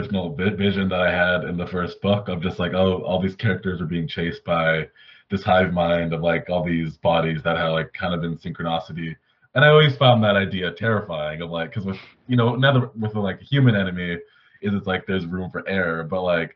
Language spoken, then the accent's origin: English; Canada; I'm Canadian